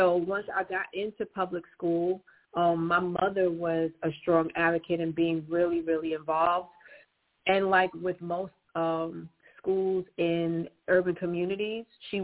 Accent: New York City, New York, United States; I am born and raised in Brooklyn

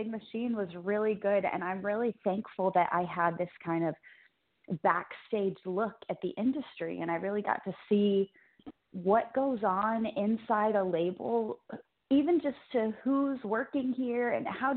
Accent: Cape Girardeau, Missouri, United States; moved away; that's actually my hometown

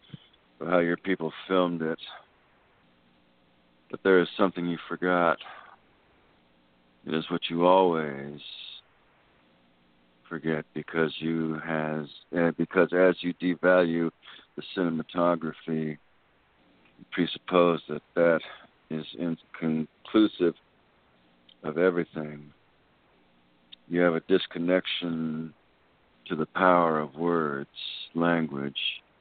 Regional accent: Texas, United States; being Texan, that's where it's at with me.

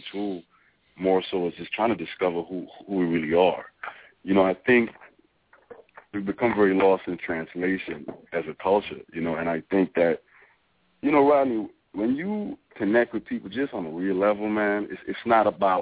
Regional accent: U.S. Virgin Islands; now in United States; I grew up in St. Thomas

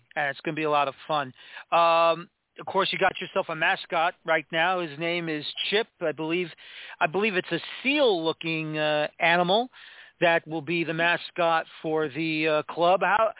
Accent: New York City, New York, United States; I'm from the Bronx.

